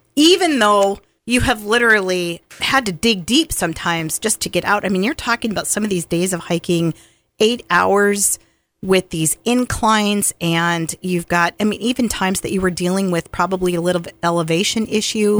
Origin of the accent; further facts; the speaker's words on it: Montana, United States; I'm from Montana